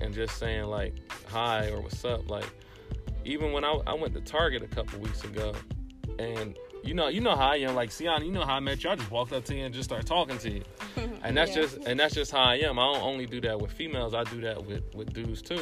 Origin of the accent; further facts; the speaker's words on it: Trenton, New Jersey, United States; I'm from Trenton